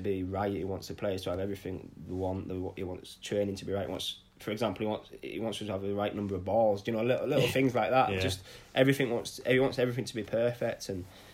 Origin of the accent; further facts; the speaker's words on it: Scarborough, Yorkshire and the Humber, United Kingdom; captaining my hometown club